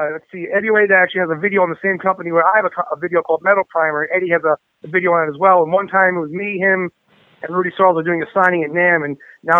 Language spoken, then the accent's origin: English; New York, United States; I'm from New York. It's old school.